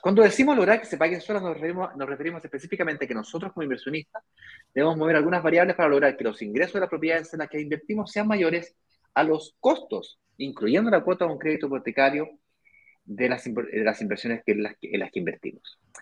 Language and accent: Spanish; Chile; Soy chileno